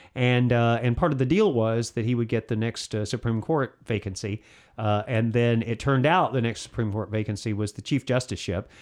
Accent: Alabama, United States; I'm from Alabama

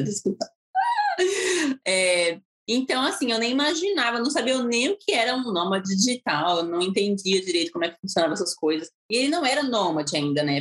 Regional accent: Santo André, São Paulo, Brazil; moved away as an adult; also born or lived in Utah, United States / Florianópolis, Brazil / Nicaragua; now in Melbourne, United States; fui em Santo André mesmo, onde eu fui criada

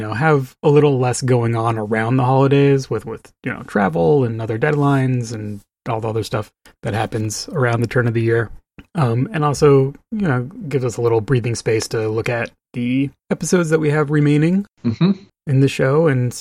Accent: New Mexico, United States; So I grew up in New Mexico, so I had many desert Christmases

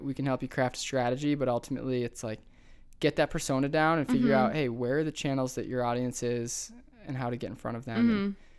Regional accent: Buffalo, New York, United States; accent: Buffalo; moved away; And I could hear like my Buffalo accent coming back out when I was talking about Buffalo.

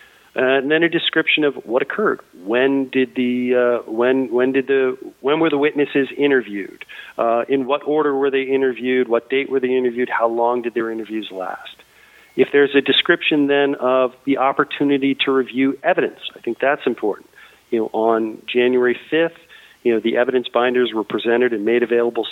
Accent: Boston, Massachusetts, United States; I am from Boston

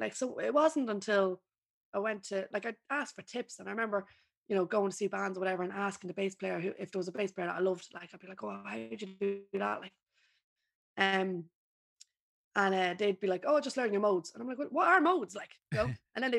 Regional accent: Ireland; now in London, United Kingdom; I'm just an Irish girl in London.

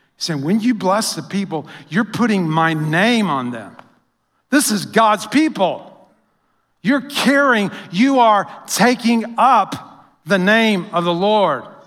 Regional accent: United States; we as Americans

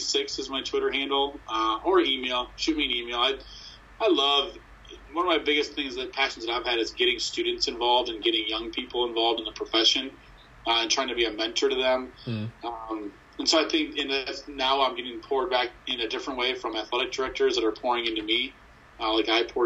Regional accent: Ohio, United States; moved away; also born or lived in Michigan; I was born in Ohio

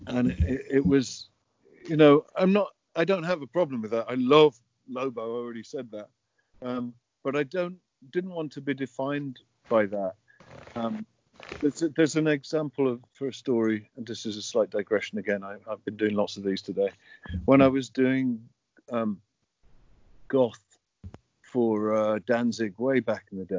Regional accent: United Kingdom; moved away; I'm a Brit. I don't understand it. It's not my culture

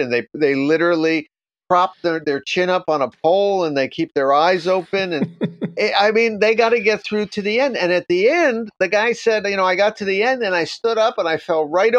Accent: New York, United States; now in Japan; I'm from New York.

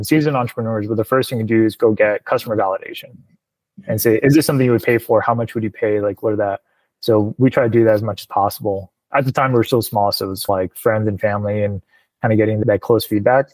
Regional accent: Placetas, Villa Clara, Cuba; also born or lived in Miami, Florida, United States; now in United States; I was born in Placetas, Villa Clara, Cuba, which is, it's like the central province of the island

